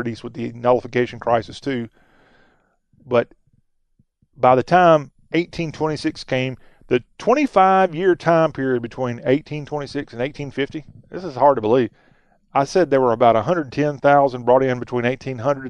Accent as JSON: {"language": "English", "region": "the American South", "country": "United States", "said": "as a Southerner"}